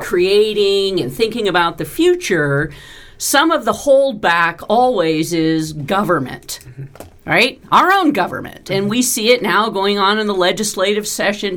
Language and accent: English; California, United States; now in Nevada, United States; I grew up in California